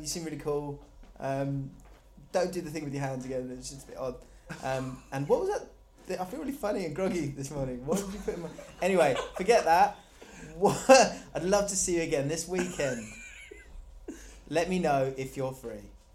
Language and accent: English; Surrey, South East England, United Kingdom; I'm from Surrey, which is like an affluent place